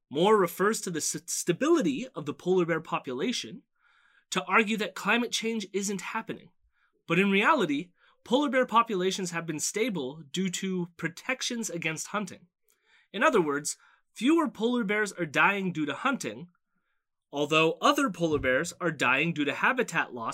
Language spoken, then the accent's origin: English; Canada; also born or lived in Toronto; I'm just a Canadian up here